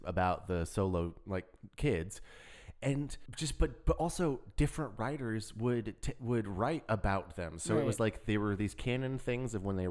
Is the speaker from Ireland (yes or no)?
no; United States; We are American